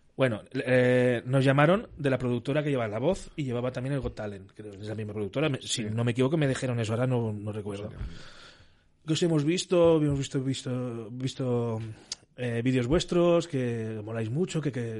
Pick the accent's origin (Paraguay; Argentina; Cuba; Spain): Spain; Castellón de la Plana, Valencian Community; also born or lived in Burriana; yo soy de Castellón